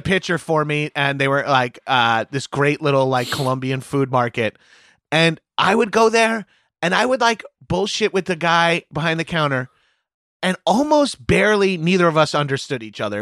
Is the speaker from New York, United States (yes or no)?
yes; Long Island, New York, United States; moved away as an adult; also born or lived in Brooklyn; now in New York City, United States; my desire to get out of my hometown, uh, even though I only moved forty minute, forty-five minutes